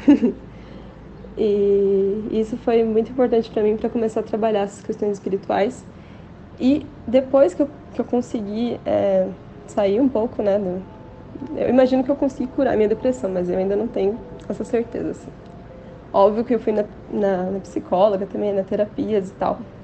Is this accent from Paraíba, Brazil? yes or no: no; Joinville, Santa Catarina, Brazil; also born or lived in Florianópolis; Eu sou daqui de Joinville